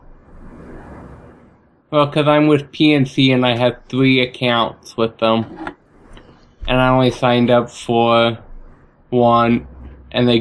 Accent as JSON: {"language": "English", "region": "Southern Utah", "country": "United States", "tie": "born or raised there", "said": "Southern Utah. My hometown."}